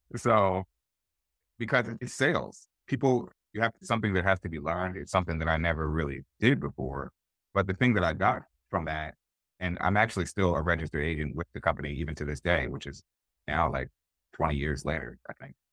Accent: Willingboro, New Jersey, United States; we grew up in Willingboro, New Jersey

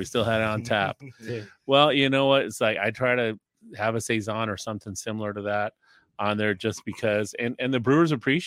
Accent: Mexico City, Mexico; also born or lived in Pittsburgh / Mazatlan; now in California, United States; growing up in Mexico, I grew up in Mexico City. I went to elementary school in Mexico City.

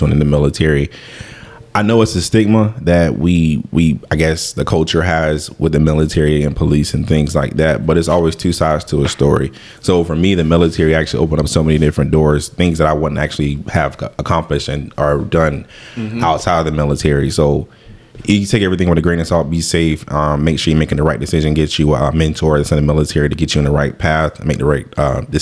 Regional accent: Tampa, Florida, United States; growing up in Waimama, Tampa, Blasi

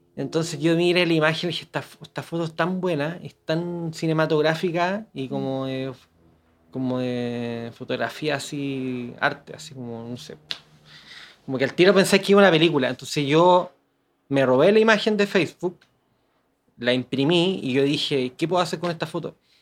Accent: Santiago, Santiago Metropolitan Region, Chile; yo soy de Gran Avenida, 22 de Gran Avenida.

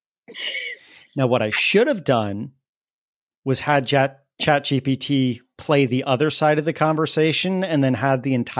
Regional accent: New Port Richey, Florida, United States; I grew up in Newport Richey, Florida

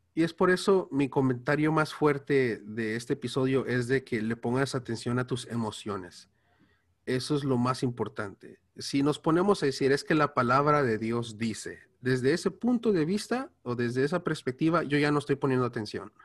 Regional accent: Los Angeles, California, United States; Spanish is a second language; soy de aquí de Estados Unidos, ah, hablo inglés y el español me cuesta

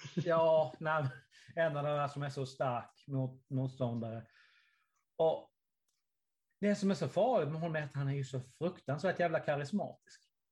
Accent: Karlshamn, Blekinge, Sweden; Karlshamn där jag kommer ifrån

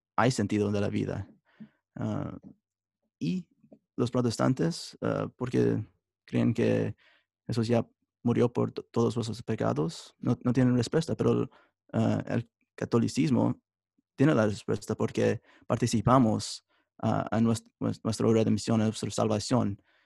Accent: United States; Spanish is a second language; also born or lived in Italy; nací en los Estados Unidos y crecí toda mi vida aquí en los Estados Unidos

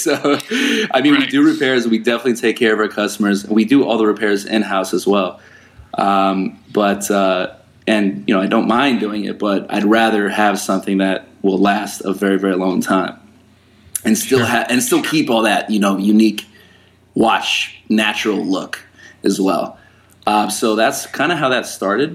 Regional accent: San Diego, California, United States; I was born in San Diego, California

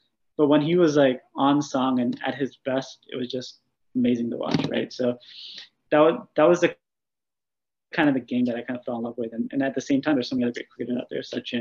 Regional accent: New Jersey, United States; I was born and raised here in New Jersey in the U.S.

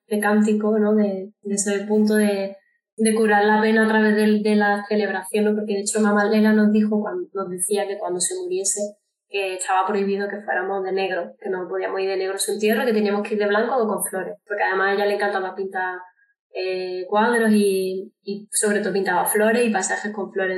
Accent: Córdoba, Andalusia, Spain; now in Madrid, Spain; yo soy de Córdoba, de Andalucía, aunque ahora mismo vivo en Madrid

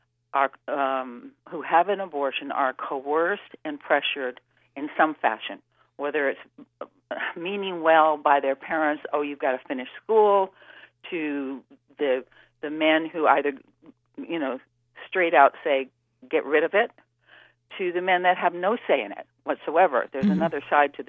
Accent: New York City, New York, United States; I grew up on the East Coast in New York City

